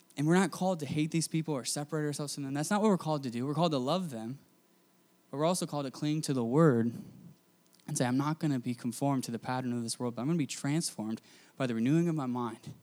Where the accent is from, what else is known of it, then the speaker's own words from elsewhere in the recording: United States; I grew up in America